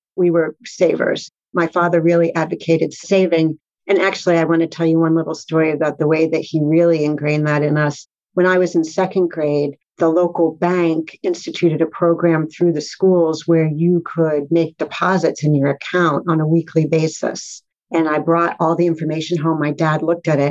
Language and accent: English; Fair Lawn, New Jersey, United States; moved away as an adult; also born or lived in Brooklyn, New York / Boston; I was born in Brooklyn and grew up in Fairlawn, New Jersey, which is in Bergen County